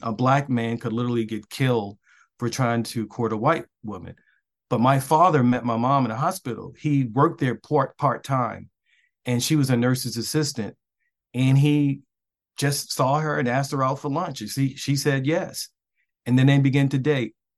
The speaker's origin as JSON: {"language": "English", "town": "Baltimore", "region": "Maryland", "country": "United States", "tie": "born or raised there", "moved": "yes", "said": "I grew up in West Baltimore"}